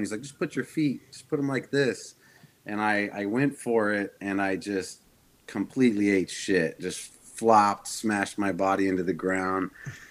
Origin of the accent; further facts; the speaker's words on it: Sheridan, Wyoming, United States; I grew up in Wyoming, Sheridan, Wyoming.